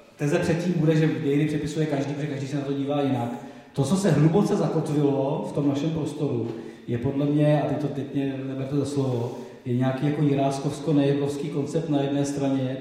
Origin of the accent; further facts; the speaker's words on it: Dačice / Slavonice area, South Bohemian Region, Czechia; Já jsem z Dašicka, z Slavonicka, to jsou ty hranice, kde- kde byly ty přepady v rámci jako s- s Slavonice, Dašice, Česko-německý prostředí.